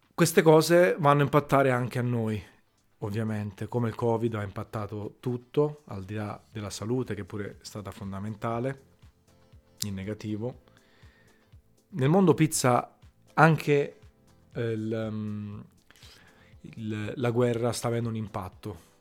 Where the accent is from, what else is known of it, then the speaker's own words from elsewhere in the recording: Naples, Campania, Italy; sono napoletano e io, mica, penso che tutti, siccome sono napoletano, è orgoglioso di esserlo, adoro la mia città